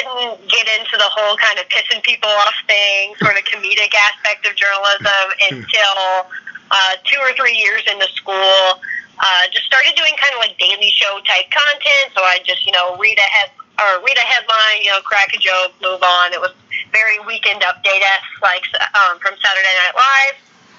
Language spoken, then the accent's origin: English; Winston-Salem, North Carolina, United States; moved away as an adult; also born or lived in Iowa City, Iowa; I'm from the Winston-Salem area.